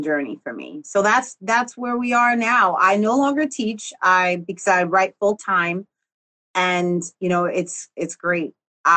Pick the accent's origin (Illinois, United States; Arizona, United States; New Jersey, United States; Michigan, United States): New Jersey, United States; Newark; I was born in Newark, New Jersey